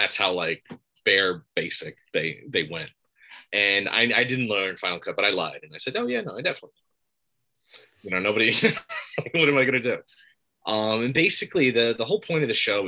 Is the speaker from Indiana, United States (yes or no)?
no; Palisades, New York, United States; also born or lived in Albany, New York; I'm from Palisades, New York